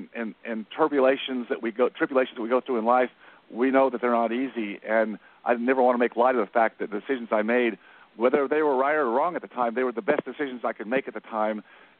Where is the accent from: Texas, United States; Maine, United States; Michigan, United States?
Texas, United States; Dallas; I come from Dallas, so I took a different route.